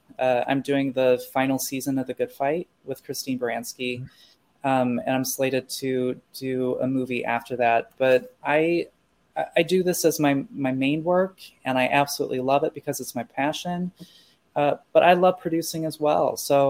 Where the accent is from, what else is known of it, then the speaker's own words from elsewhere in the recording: Midwest, United States; And I think a lot of it was growing up in the Midwest and people not being exposed to a variety of different individuals or people or experiences.